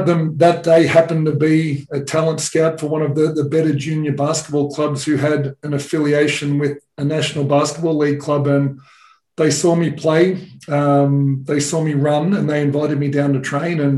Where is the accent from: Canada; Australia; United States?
Australia; you know, most of the Australian population lives near the beach. So every holidays we, would go down to the beach or I uh, would go and play tennis tournaments.